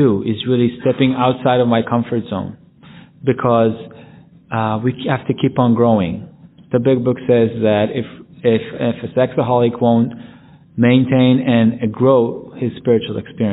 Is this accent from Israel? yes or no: yes; Jerusalem, Jerusalem District, Israel; my hometown in Jerusalem